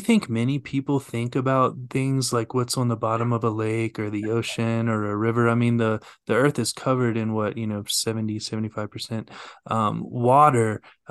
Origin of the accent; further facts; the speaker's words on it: Raleigh, North Carolina, United States; As you may or may not be aware, I come from the South. I moved here from Raleigh, North Carolina, the southeastern United States.